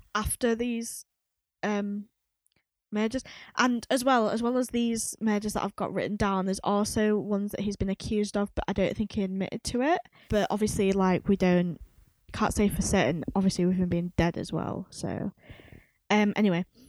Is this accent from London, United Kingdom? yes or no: no; Leeds, Yorkshire and the Humber, United Kingdom; we are based in Leeds. We are from Leeds.